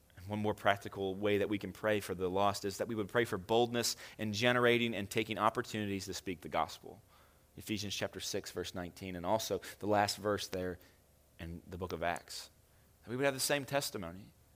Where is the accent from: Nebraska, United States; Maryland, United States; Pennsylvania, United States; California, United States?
Maryland, United States; Hagerstown; I doubt any of you are more proud to be from Hagerstown than me